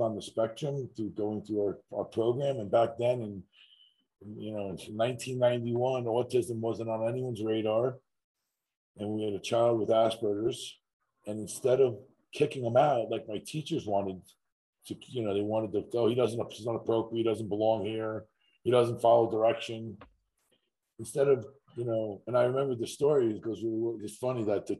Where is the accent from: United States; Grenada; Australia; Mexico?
United States; Huntington, New York; I grew up in Huntington, Long Island, and my father owned a day camp